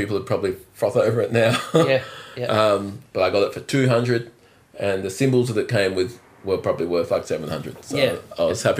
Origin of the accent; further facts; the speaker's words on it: Adelaide, South Australia, Australia; also born or lived in Netherlands; So I was born in Holland. My mum was living in Europe with my dad in France, in Paris, and. And then shortly after I was born, they separated. Well, Mum wanted to bring me up in Australia, so but back in Adelaide